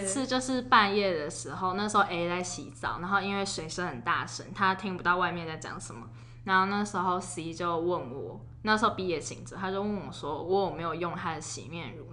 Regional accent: Taipei, Taiwan; 我们都是台北长庚出生

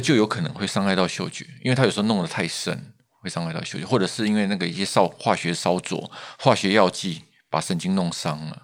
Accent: Taiwan; 我们台湾人

